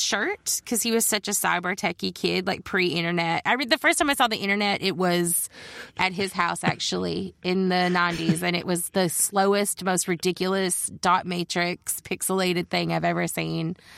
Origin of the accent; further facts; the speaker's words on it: Judsonia, Arkansas, United States; moved away as an adult; also born or lived in Olympia, Washington; I grew up in Judsonia, which is just outside of Searcy